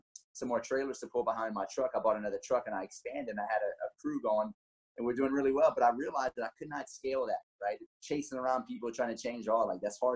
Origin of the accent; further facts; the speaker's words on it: Lafayette, Louisiana, United States; where I'm from Lafayette, Louisiana, 38 years old